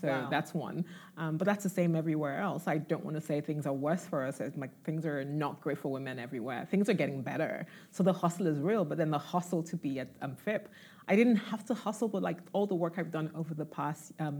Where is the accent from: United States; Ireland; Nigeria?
Nigeria; moved away; also born or lived in London; growing up in Nigeria, watching MTV Base